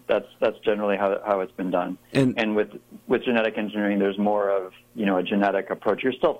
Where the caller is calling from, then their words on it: Raleigh, North Carolina, United States; I'm calling from Raleigh, North Carolina.